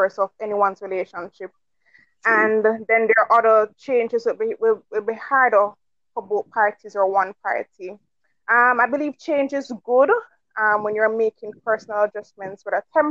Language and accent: English; Jamaica; I'm from Jamaica, local girl.